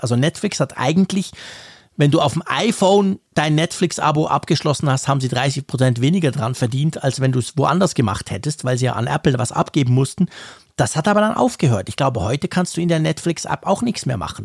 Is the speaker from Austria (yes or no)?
no; Switzerland; bei uns in der Schweiz